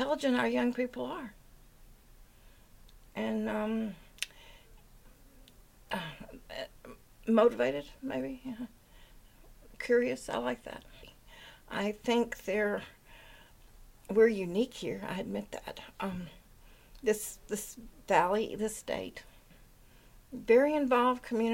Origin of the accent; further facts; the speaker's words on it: Memphis, Tennessee, United States; now in Waitsfield, United States; I live in Waitsfield. I'm originally from Memphis, Tennessee